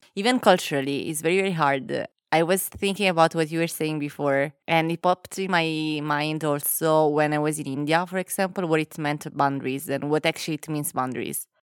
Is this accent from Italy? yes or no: yes; Naples, Campania, Italy; moved away; also born or lived in England / Milan; when I was growing up, and then I moved from Naples, and I went to other places like England or Milan